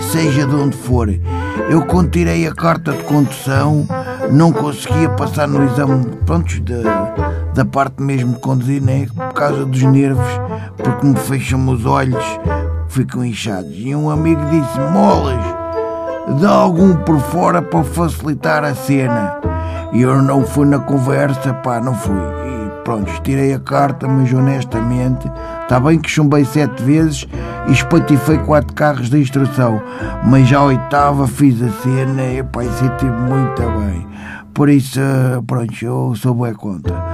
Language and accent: Portuguese; Moscavide, Lisbon, Portugal; sou de Moscavide.